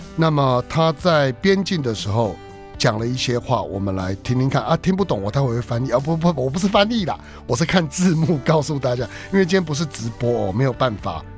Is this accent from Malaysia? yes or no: no; Taiwan; 我们台湾人